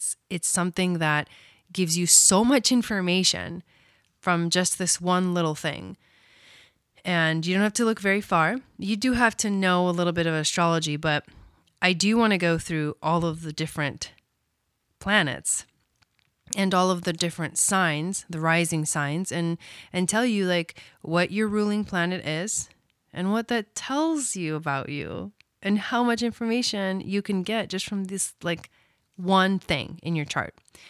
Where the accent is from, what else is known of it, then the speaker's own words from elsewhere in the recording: Villa Dolores, Córdoba, Argentina; born there; I was born in Argentina, a small town in Argentina called Villa Dolores.